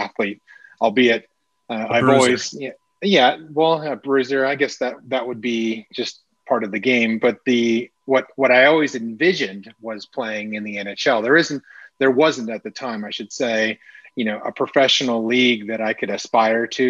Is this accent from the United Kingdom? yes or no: no; Toronto, Ontario, Canada; moved away as an adult; now in Austin, United States; I was born and raised in Toronto. I lived there